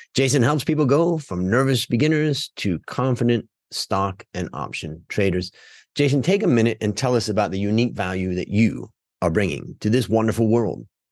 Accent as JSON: {"language": "English", "town": "Cleveland", "region": "Ohio", "country": "United States", "tie": "born or raised there", "said": "I grew up in Cleveland"}